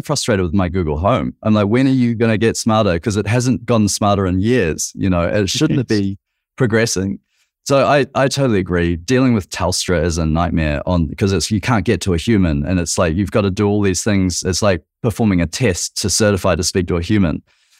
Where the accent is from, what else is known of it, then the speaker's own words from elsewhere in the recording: New Zealand; now in Australia; I'm a Kiwi.